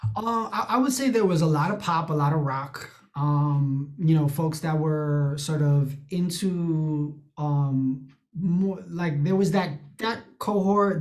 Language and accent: English; New York City, New York, United States; I'm I'm from the Bronx, um, you know, Latino